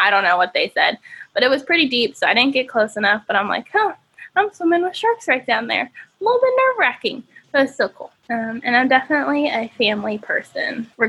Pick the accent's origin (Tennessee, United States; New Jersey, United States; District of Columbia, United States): Tennessee, United States; also born or lived in Indiana; now in California, United States; Cause like I grew up in Tennessee and then Indiana. And so when I moved to California, a little bit of a culture shock because I was like, a lot of people here speak differently.